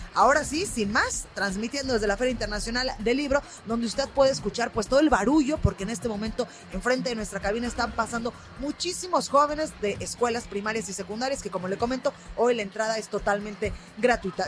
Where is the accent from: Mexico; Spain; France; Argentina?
Mexico; Guadalajara, Jalisco; moved away; estoy en mi tierra